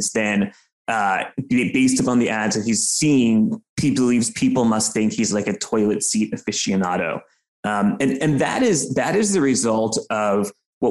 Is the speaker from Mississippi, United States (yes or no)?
no; New York City, New York, United States; I'm from New York. I live in New York City. I'm a almost lifetime New Yorker